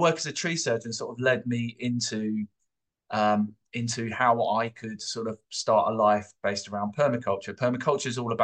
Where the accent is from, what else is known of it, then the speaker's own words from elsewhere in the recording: London, United Kingdom; moved away as an adult; I grew up in London. I'm from London, and I grew up with my family in Camberwell, southeast London.